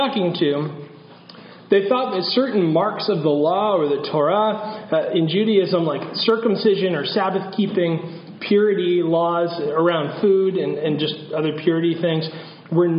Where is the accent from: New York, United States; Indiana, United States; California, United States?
California, United States; northern; moved away; I grew up in California